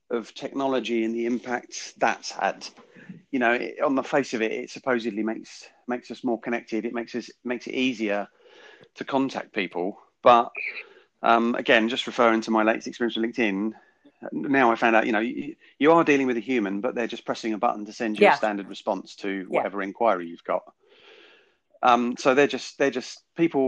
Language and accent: English; United Kingdom; we as British people